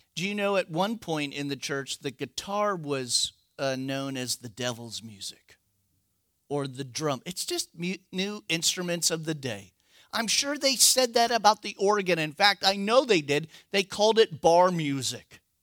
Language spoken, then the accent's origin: English; United States; I'm an American